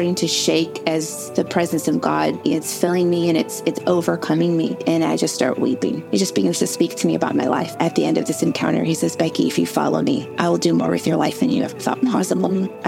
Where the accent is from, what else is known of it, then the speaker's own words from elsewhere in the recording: Indiana, United States; I'm from the Midwest.